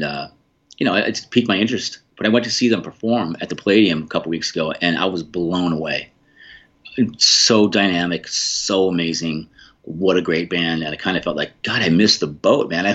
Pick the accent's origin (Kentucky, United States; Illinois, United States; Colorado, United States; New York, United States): Colorado, United States; Boulder; I grew up in Boulder, Colorado